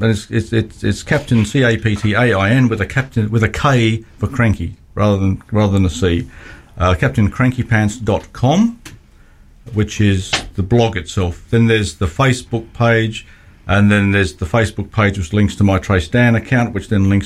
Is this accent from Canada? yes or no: no; Australia; I'm the Australian one